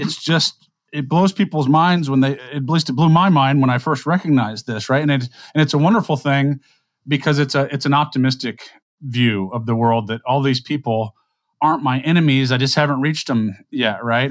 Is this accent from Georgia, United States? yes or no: no; South Louisiana, United States; I'm a guy from South Louisiana